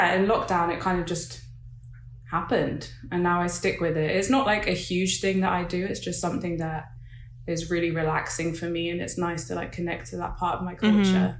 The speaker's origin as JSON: {"language": "English", "country": "Nigeria", "said": "But with the waist beads, I'm Nigerian, and I haven't like always worn them"}